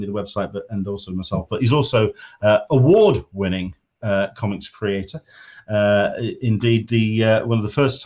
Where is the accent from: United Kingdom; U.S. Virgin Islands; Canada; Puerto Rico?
United Kingdom; England; accent: English; I am English. I am based in the UK.